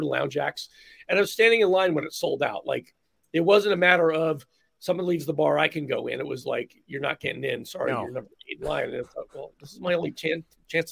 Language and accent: English; Philadelphia, Pennsylvania, United States; I grew up in Philly